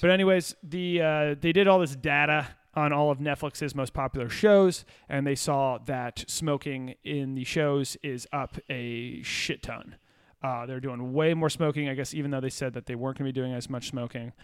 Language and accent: English; Virginia, United States; We're from Virginia.